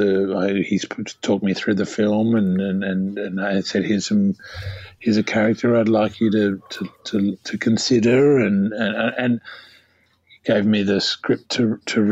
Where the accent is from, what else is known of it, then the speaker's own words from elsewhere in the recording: Australia; as an Australian